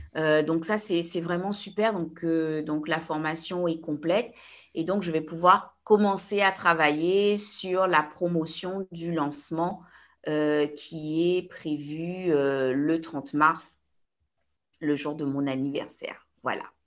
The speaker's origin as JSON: {"language": "French", "country": "Guadeloupe", "said": "je suis guadeloupéenne"}